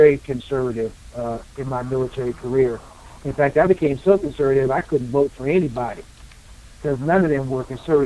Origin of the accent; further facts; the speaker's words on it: East Coast, United States; I grew up on the East Coast in a very progressive liberal household.